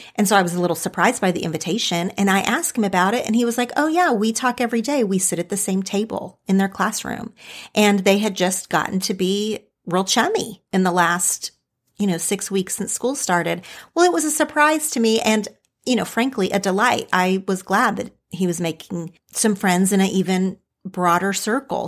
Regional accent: Oklahoma, United States; now in California, United States; my childhood friends from growing up in Oklahoma

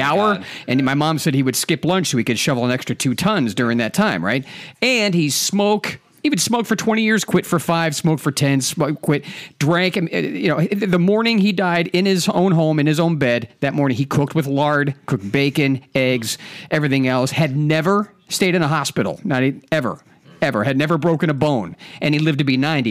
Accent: Ohio, United States; I'm from Ohio, I'm mostly raised in Ohio

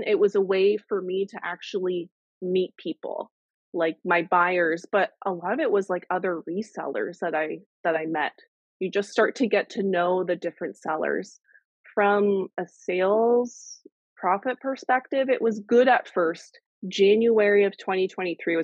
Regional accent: Canada; I'm the Canadian reseller

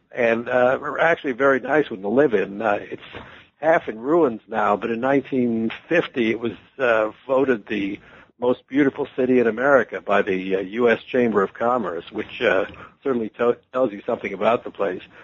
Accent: Washington, District of Columbia, United States; also born or lived in Detroit / Atlanta; now in New York City, United States; I was born in Washington D.C.

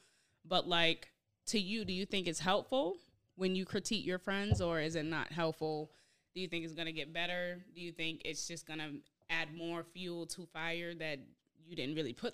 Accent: Boston, Massachusetts, United States; I'm not from New York. I'm from Boston. From Boston? Yep. Born and raised.

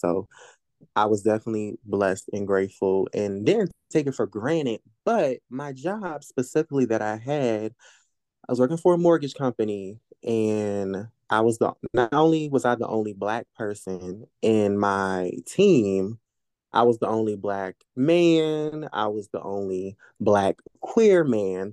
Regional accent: Norfolk, Virginia, United States; I grew up, uh, one of the parts of Norfolk called Ocean View.

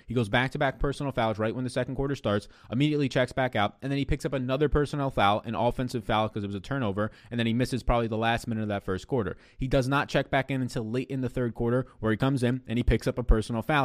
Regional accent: New York, United States; I'm an Italian from New York

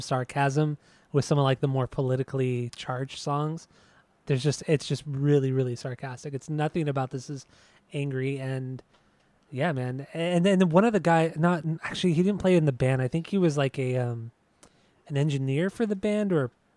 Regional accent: Southern California, United States; we're obviously from Southern California

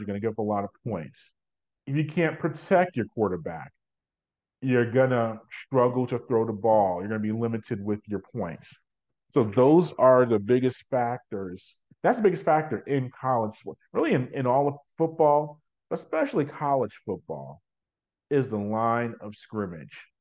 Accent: New York, United States; now in Georgia, United States; I go back to my New Yorker days as a New Yorker, uh, and if I was still living in New York

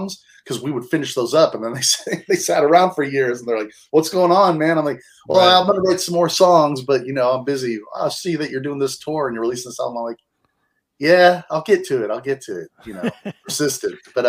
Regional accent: Bay Area, California, United States; growing up in the Bay Area

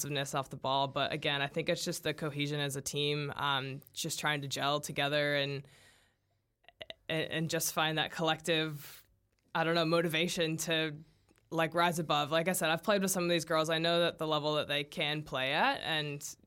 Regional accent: United States; now in New Zealand; As an American

